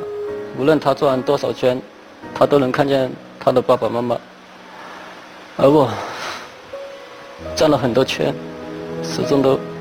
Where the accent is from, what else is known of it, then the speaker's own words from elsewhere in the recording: Chongqing, China; 我是一名来自重庆的空调安装工。